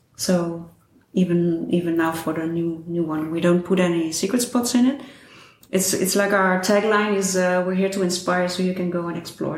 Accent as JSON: {"language": "English", "country": "Netherlands", "said": "I'm from Holland"}